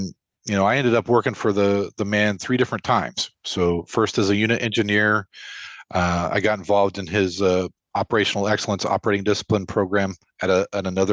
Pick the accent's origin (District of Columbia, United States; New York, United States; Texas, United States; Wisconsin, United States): Texas, United States; Lubbock; I grew up in Lubbock, Texas, which may not show up on many maps that people recognize